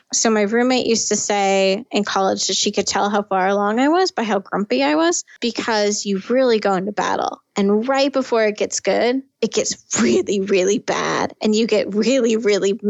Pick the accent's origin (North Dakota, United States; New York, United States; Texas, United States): North Dakota, United States; Fargo; now in San Francisco Bay Area, United States; I come from Fargo, North Dakota